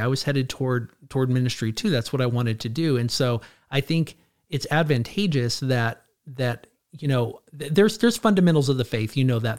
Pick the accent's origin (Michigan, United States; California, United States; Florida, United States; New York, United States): California, United States; Clovis; also born or lived in Edwards Air Force Base, California; I, I grew up here, I grew up in, in, in, in Clovis